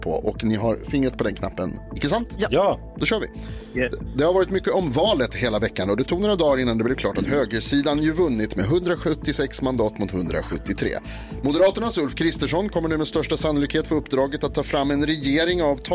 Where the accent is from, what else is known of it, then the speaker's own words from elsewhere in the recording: Sweden; Ah, jag kommer från Sverige berättade jag.